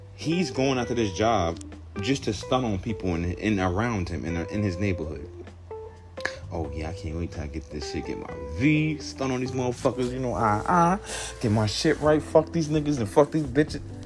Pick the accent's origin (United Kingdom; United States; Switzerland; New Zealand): United States; New York City, New York; I'm from the hood, Southside Jamaica, Queens. So, growing up in Southside, a lot of gang activity